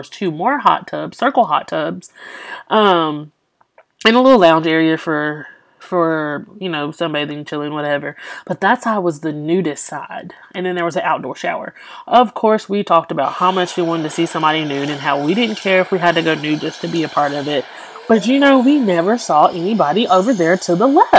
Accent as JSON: {"language": "English", "region": "Louisiana", "country": "United States", "said": "I'm from Louisiana."}